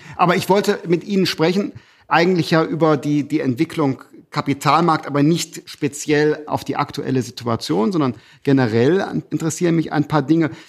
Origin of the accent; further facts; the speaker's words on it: Germany; als Deutsche